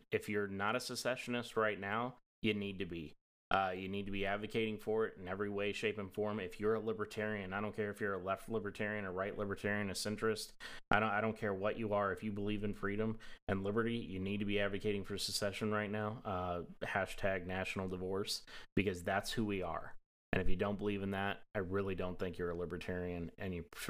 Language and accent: English; Appalachia, United States; accent: Southern; So you probably can't tell from my voice because I've trained myself out of that accent stupidly when I was younger. But I grew up in Appalachia